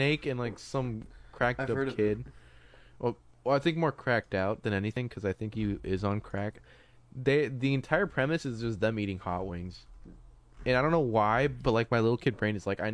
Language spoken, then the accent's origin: English; California, United States; As a Californian